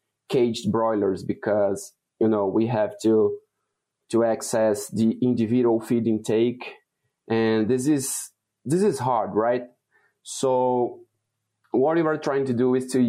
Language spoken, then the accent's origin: English; Brazil; moved away as an adult; now in Wisconsin, United States; I was born and raised in Brazil